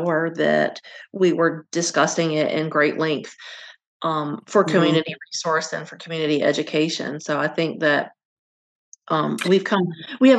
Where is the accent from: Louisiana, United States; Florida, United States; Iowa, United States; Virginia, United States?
Virginia, United States; I grew up in Virginia and my family's from North Carolina